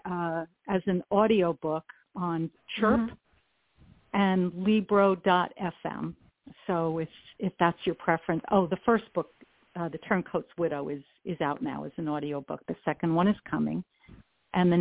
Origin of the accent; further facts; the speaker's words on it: New York City, New York, United States; I grew up in and around New York City